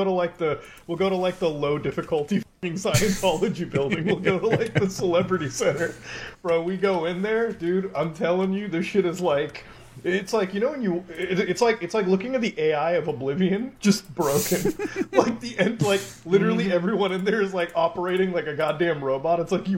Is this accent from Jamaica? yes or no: no; Canada; I'm like, I'm from Canada. We don't really have a lot of those banks up here.